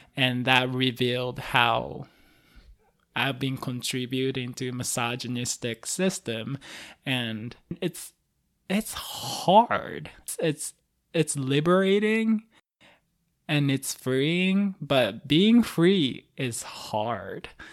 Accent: Osaka, Japan; moved away; I'm from Osaka, Japan originally

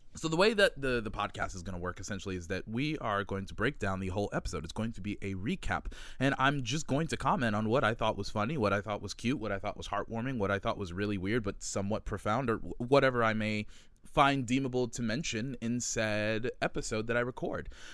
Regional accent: Miami, Florida, United States; moved away as an adult; also born or lived in New York City; right now I am in Miami, Florida, where is my hometown

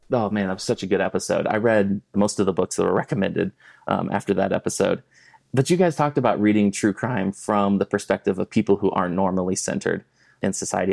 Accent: South Florida, United States; also born or lived in Kentucky / California; now in Colorado, United States; I grew up in South Florida

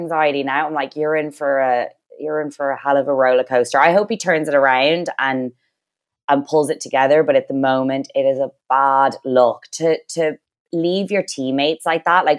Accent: Ireland; we're Irish

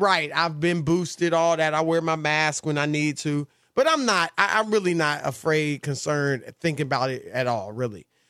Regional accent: Midwest, United States; moved away; when I was a kid growing up in the Midwest

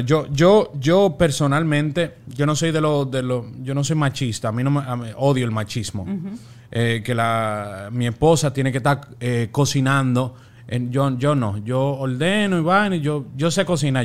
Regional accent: Dominican Republic; now in Miami, United States; de allá, República Dominicana

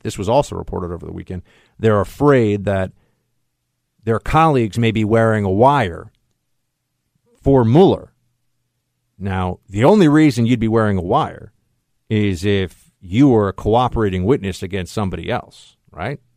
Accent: New York City, New York, United States; here in my hometown and my city

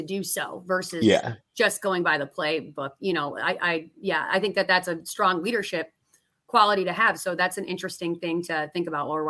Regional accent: Buffalo, New York, United States; moved away; I'm also from Buffalo

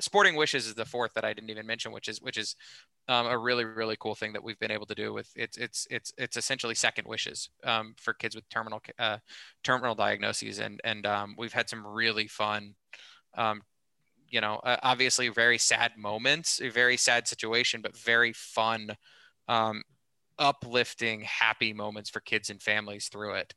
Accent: Kansas City, Missouri, United States; born or raised there

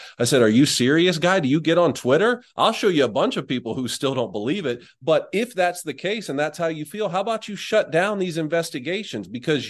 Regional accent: South Georgia, United States; moved away as an adult; also born or lived in Michigan; I grew up in South Georgia.

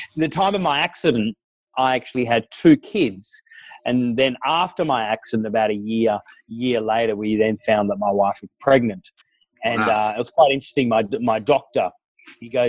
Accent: Tasmania, Australia; I was born and raised down in Tasmania.

